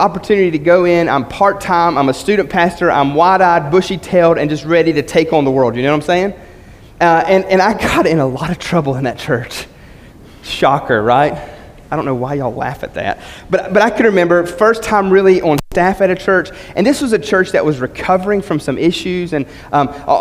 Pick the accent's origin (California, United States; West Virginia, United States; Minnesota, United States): West Virginia, United States; growing up in West Virginia, going to a little small church